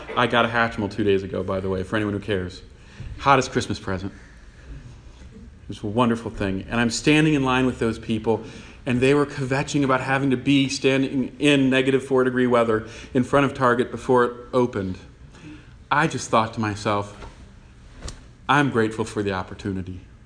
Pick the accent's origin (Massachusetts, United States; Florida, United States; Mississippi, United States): Massachusetts, United States; Newton; I was born in Newton